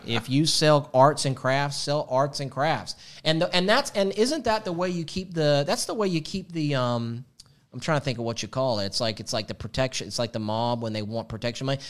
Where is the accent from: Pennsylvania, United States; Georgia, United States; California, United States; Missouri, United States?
Georgia, United States; Atlanta; Growing up in Atlanta